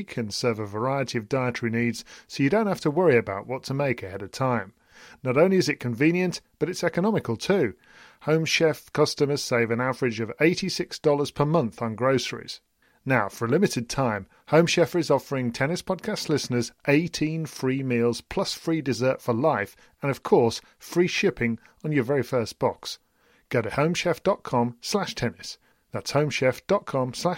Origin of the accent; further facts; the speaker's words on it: United Kingdom; we're British